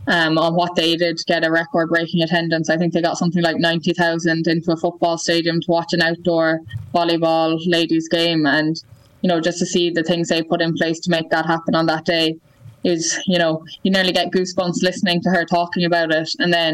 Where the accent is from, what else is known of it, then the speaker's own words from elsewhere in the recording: Ireland; that's hard as an Irish person to be promoting yourself and your own team